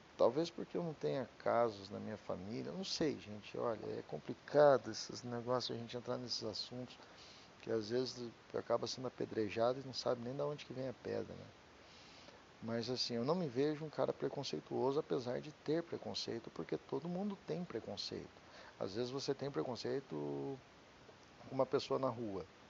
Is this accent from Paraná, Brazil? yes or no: yes; Curitiba, Paraná, Brazil; Eu sou de Curitiba, então meu DDD é 41